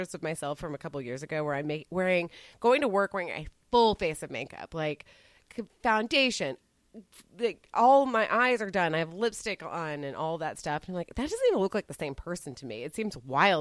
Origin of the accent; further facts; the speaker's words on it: Dallas, Texas, United States; I grew up in Texas. I and the thing is, like, so I grew up in Dallas in particular.